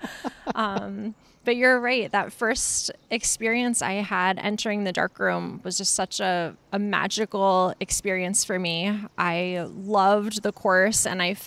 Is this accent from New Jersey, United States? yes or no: yes; Sussex County, New Jersey, United States; I grew up in Sussex